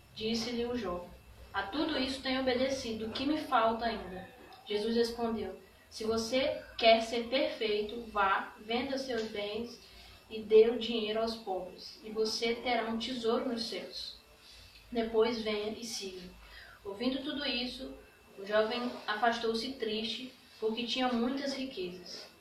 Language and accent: Portuguese; Brazil; eu sou brasileira